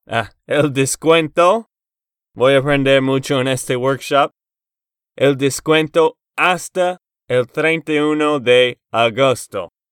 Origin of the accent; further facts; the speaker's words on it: Texas, United States; de Texas, Estados Unidos